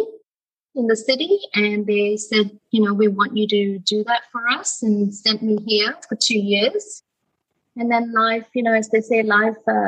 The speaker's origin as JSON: {"language": "English", "region": "Kuala Lumpur", "country": "Malaysia", "also_born_or_lived": "Perth, Western Australia", "moved": "as an adult", "lives_now": "Australia", "said": "I moved from Malaysia, from Kuala Lumpur to Perth when I was 19, 20 to do university."}